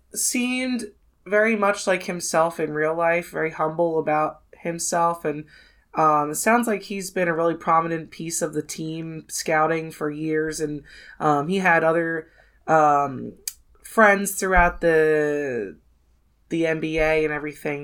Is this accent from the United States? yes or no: yes; near Philadelphia, Pennsylvania, United States; I grew up near Philadelphia